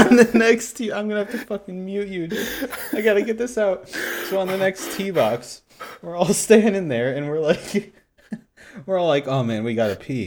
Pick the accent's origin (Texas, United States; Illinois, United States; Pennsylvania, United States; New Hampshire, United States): Illinois, United States; Chicago; I grew up around Chicago